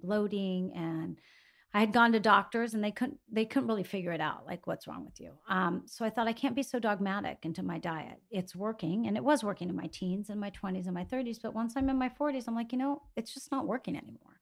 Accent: Greece; moved away; growing up in Greece

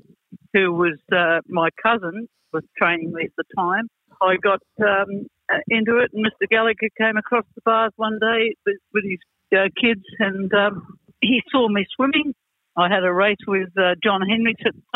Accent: Sydney, New South Wales, Australia; I was born in Balmain

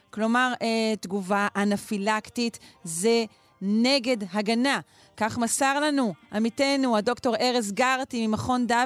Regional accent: Israel; אנחנו ישראלים, אנחנו אנשים חמים.

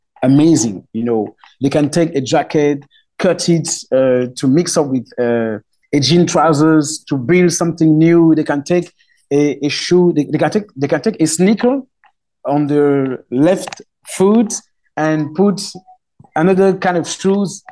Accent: west part of Cameroon, Cameroon; English is a second language; my mother tongue is Romala in the west part of Cameroon.

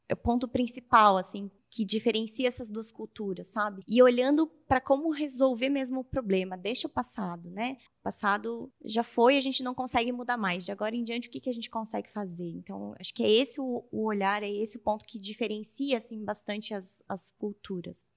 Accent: Curitiba, Paraná, Brazil; Eu sou de Curitiba, tô aqui em BH essa semana

